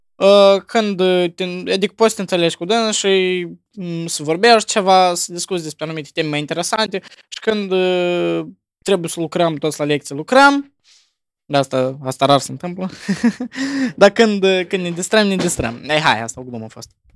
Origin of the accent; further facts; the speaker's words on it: Moldova; noi ca moldoveni suntem crescuți